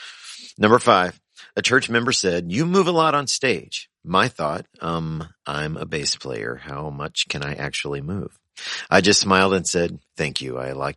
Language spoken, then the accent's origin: English; the South, United States; now in Wisconsin, United States; Now, I grew up Pentecostal and in the South, so I have seen many things, but this was definitely a first, and I now live in Wisconsin.